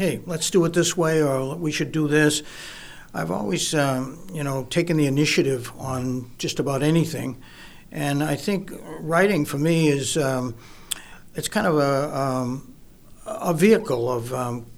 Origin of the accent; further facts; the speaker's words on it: Brewster, Massachusetts, United States; also born or lived in Oregon; growing up here on the Cape, I grew up in Brewster, that's where I lived